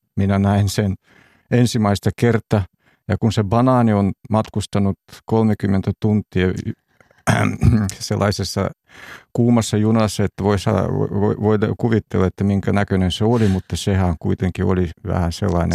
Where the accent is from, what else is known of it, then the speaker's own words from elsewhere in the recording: Urals, Russia; Finnish is a second language; now in Finland; itse on syntynyt siellä keskellä – Venäjän keskellä, tai siis Neuvostoliiton ihan siellä Uralin puolella